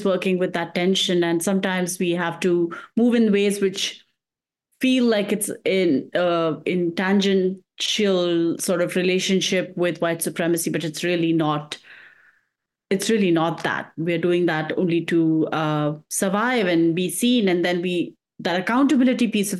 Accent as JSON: {"language": "English", "country": "India", "moved": "yes", "lives_now": "United States", "said": "I come from India"}